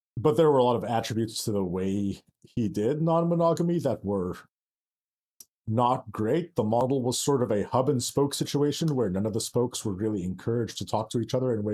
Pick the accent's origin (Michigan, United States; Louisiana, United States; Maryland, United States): Michigan, United States; Lansing; moved away as an adult; also born or lived in Ann Arbor, Michigan; I grew up in Lansing and then went to college in Ann Arbor.